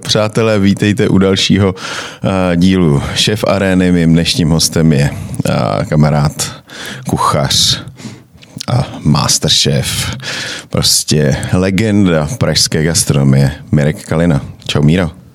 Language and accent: Czech; Moravia, Czechia; now in Prague, Czechia; u nás na Moravě